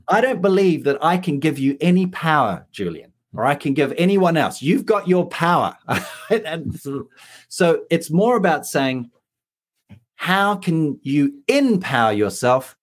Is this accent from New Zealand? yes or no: yes; New Zealand; moved away; I'm a New Zealander